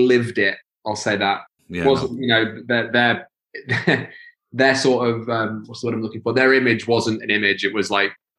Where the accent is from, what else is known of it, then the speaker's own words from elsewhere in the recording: Stocksbridge, Yorkshire and the Humber, United Kingdom; But yeah, we're from Stocksbridge. We grew up and lived there, and like I lived there till I was 18, 19.